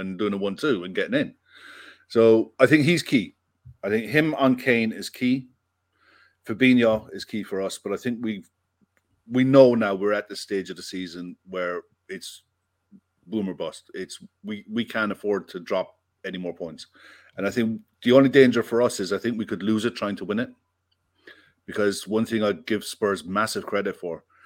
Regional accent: Ireland; also born or lived in Bristol; I live in Ireland, I'm from Ireland

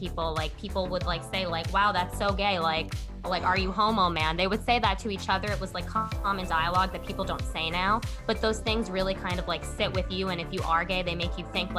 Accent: Long Island, New York, United States; I grew up in Long Island, which is like the suburbs of New York City

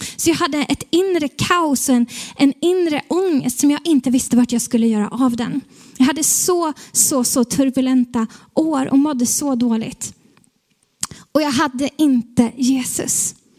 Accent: Stockholm, Stockholm County, Sweden; som stockholmare som är här

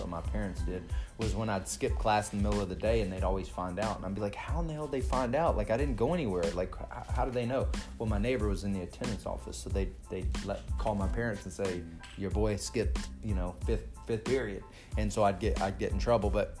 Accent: Texas, United States; I'm from Texas. I grew up with a family that were, for the most part, I thought it was quite social drinking

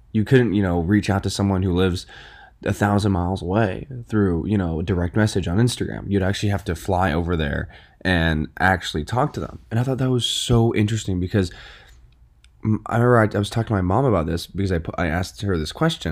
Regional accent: Westport, Connecticut, United States; also born or lived in New York City; I moved to Westport, 'cause I used to live in New York City. I lived in New York City for about eight years

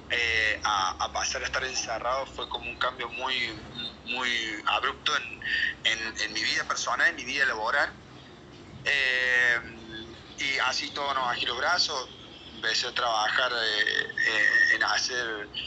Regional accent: Córdoba, Argentina; Yo soy zona sur de Córdoba, capital, y Ampla es zona norte

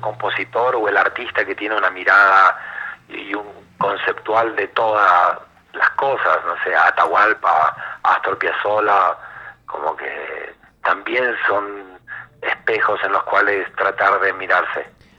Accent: Argentina; nosotros como argentinos

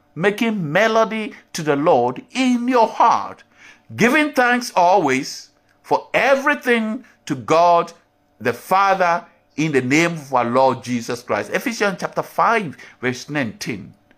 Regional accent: Ghana; As me, as a Ghanaian, have my culture

